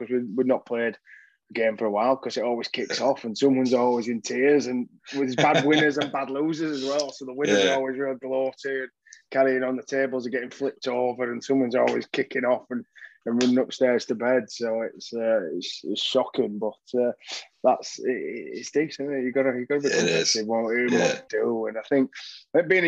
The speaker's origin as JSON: {"language": "English", "town": "Dewsbury", "region": "Yorkshire and the Humber", "country": "United Kingdom", "tie": "born or raised there", "also_born_or_lived": "Leeds", "moved": "as an adult", "lives_now": "London, United Kingdom", "said": "home was Dewsbury. I was born and raised in Dewsbury."}